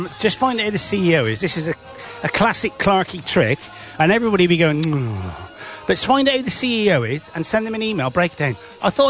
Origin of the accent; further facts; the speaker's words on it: Bristol, South West England, United Kingdom; I'm definitely from Bristol. Lived here all my life, me babber.